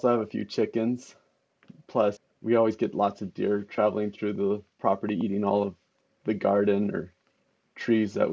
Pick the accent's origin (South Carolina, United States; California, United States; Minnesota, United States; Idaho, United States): Idaho, United States; Payette; I spent most of my life here in Payette, Idaho